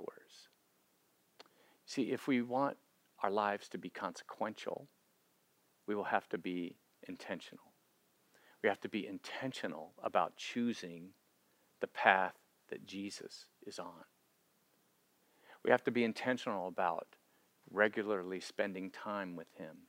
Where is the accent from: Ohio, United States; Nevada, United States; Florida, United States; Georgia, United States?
Florida, United States; growing up in Florida